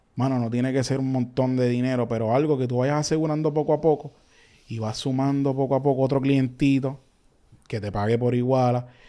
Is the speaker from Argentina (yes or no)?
no; Carolina, Puerto Rico; also born or lived in Canóvanas, Puerto Rico; básicamente me crié en Carolina, pues estudié desde elemental hasta intermedia casi en Carolina, pero soy de Ganoma